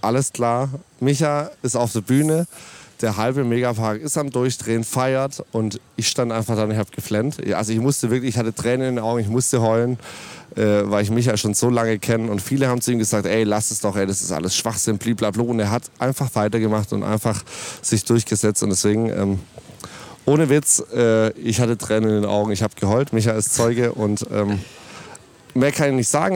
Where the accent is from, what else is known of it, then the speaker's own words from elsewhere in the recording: Ditzingen, Baden-Württemberg, Germany; ich komme tatsächlich aus Ditzingen